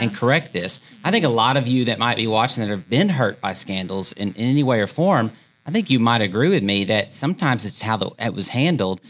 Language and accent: English; United States; I'm American